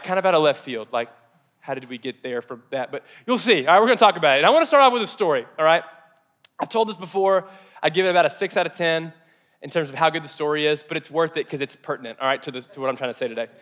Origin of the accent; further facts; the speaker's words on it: Mayfield, Kentucky, United States; I grew up in Mayfield, Kentucky, and, and kind of the south, the south portion of America.